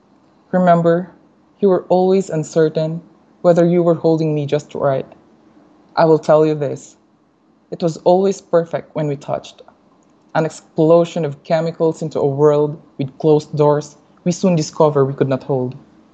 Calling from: Guatemala; I'm actually in Guatemala right now.

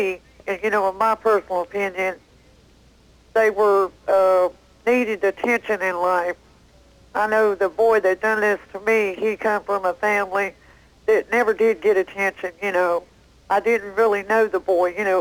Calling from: Mooresboro, North Carolina, United States; I'm calling from Mooresboro, North Carolina

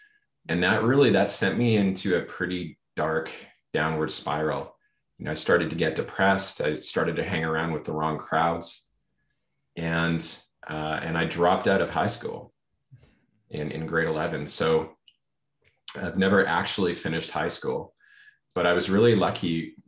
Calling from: Vancouver, British Columbia, Canada; Yeah, I'm joining from Vancouver, BC in Canada.

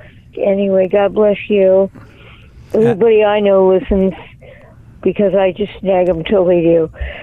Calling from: Old Hickory, Tennessee, United States; Hi, I'm calling from Old Hickory, Tennessee.

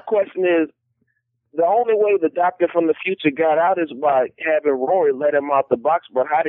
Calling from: Louisiana, United States; This is … from Louisiana.

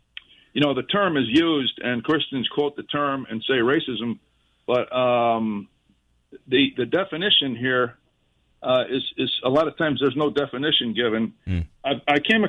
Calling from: Jacksonville, Florida, United States; So, Jacksonville, Florida.

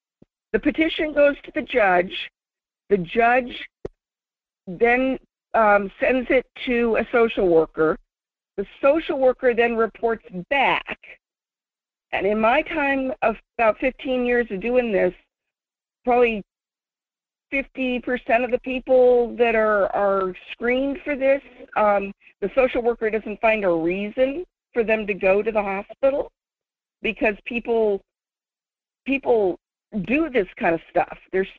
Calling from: Fairbanks, Alaska, United States; from Fairbanks.

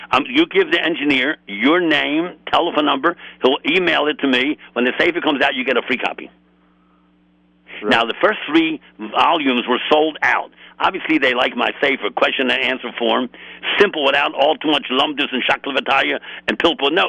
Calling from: Los Angeles, California, United States; I'm calling in from Los Angeles, California.

